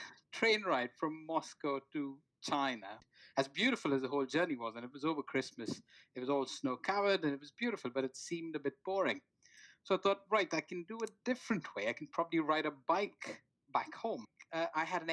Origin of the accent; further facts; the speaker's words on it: Bangalore, Karnataka, India; moved away as an adult; now in United Kingdom; when I grew up back then in India